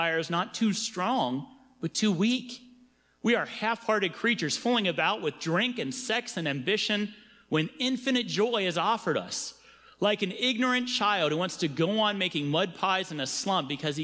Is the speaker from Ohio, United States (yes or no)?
yes; Cincinnati, Ohio, United States; I'm from Cincinnati